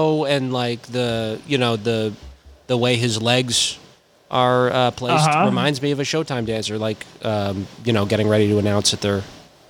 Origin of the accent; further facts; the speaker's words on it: United States; as an American, as a youth in America